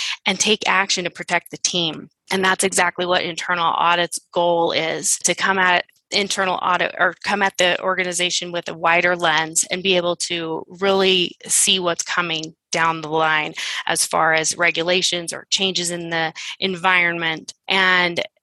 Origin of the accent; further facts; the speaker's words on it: Phoenix, Arizona, United States; I am from the Phoenix area